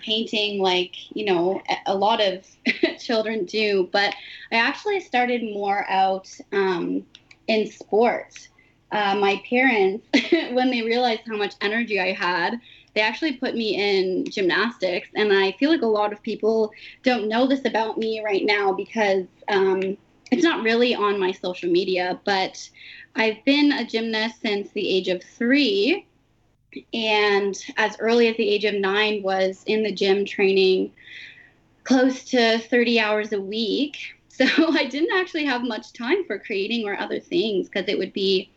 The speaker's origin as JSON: {"language": "English", "area": "Mnjikaning First Nation", "region": "Ontario", "country": "Canada", "lives_now": "Toronto, Canada", "said": "I'm from the Minjikining First Nation, or Williams Treaty Territory"}